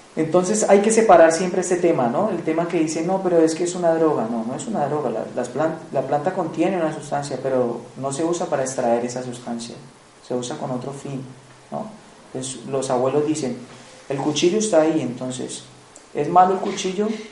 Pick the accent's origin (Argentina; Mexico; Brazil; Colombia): Colombia; moved away; vengo de Colombia, del Piemonte Amazónico, eh, frontera con Ecuador, Brasil, en la Amazonía colombiana. Desde los siete años he estado, he estado pues, muy vinculado a las culturas indígenas, pues porque soy de ahí del Piemonte Amazónico